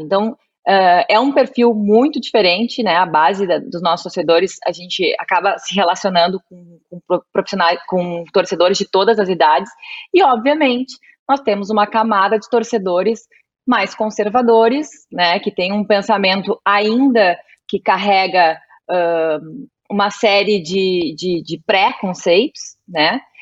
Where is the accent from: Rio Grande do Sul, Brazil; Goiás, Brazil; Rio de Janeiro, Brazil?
Rio Grande do Sul, Brazil; sou tua conterrânea, sou gaúcha